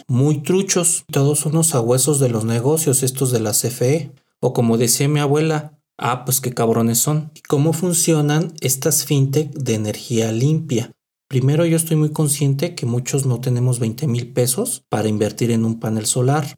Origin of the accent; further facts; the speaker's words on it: Mexico City, Mexico; also born or lived in Guadalajara; en la Ciudad de México le decimos